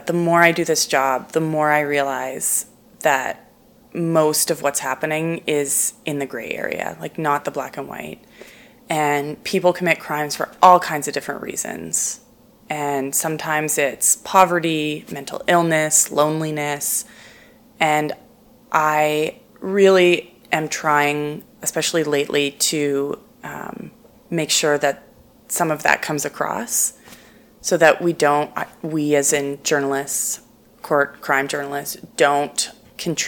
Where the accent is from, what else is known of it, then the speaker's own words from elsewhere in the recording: Halifax, Nova Scotia, Canada; also born or lived in St. John's, Newfoundland / Fredericton, New Brunswick; now in Calgary, Canada; I was born in St. John's, Newfoundland, because my dad was sent there to start the St. John's Bureau, which was CTV affiliate. He also worked in Fredericton, so we lived there for a little while, and then I mostly grew up in Halifax